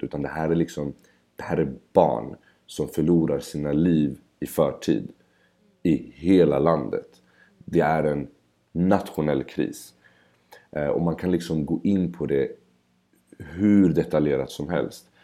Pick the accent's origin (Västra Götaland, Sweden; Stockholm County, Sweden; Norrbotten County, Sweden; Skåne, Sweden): Stockholm County, Sweden; Stockholm; Bredäng där jag kommer ifrån